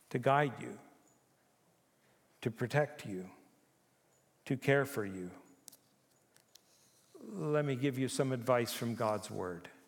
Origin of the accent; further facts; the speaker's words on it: Japan; now in Canada; I was born in Japan. I grew up there. I lived on Honshu and Okinawa and Hokkaido.